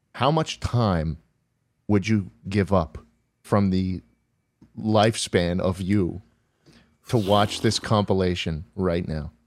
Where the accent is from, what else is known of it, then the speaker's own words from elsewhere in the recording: New York, United States; I'm happy I grew up around there.